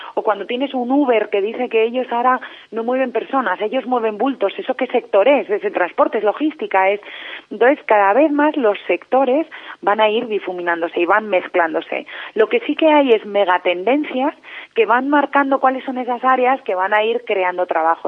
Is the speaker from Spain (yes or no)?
yes; Spain; cómo somos los españoles